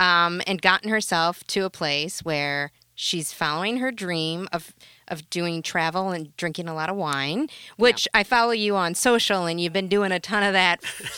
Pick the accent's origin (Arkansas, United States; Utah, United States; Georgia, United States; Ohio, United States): Ohio, United States; That's like when I moved here from Ohio and I went to Jean-Louis David to get my haircut.